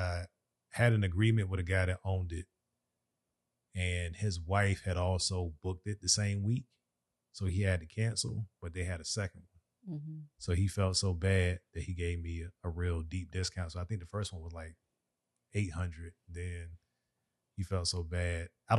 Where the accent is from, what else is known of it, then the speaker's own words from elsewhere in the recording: Jamaica; I'm from Yard.